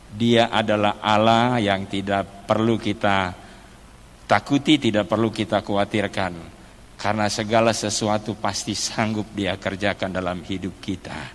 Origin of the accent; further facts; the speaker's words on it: Maluku, Indonesia; also born or lived in Manado; Saya berasal dari Maluku tapi sudah lahir di Manado.